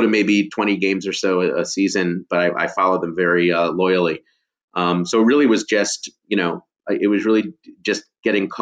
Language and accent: English; Chicago, Illinois, United States; moved away as an adult; also born or lived in Los Angeles; I'm actually from Chicago, so I grew up first a White Sox fan